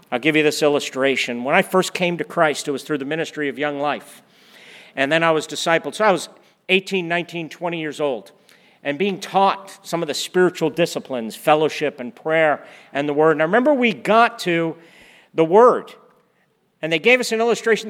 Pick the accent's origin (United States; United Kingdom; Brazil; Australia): United States; East Coast; also born or lived in Oklahoma; We're from the East Coast. We had lived in the Northeast.